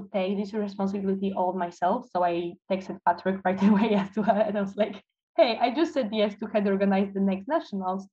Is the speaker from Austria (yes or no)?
no; Toruń, Kuyavian-Pomeranian Voivodeship, Poland; moved away as an adult; now in Kraków, Poland; I'm from Torun, but currently I'm studying neuropsychology and neurocognitive science in Kraków.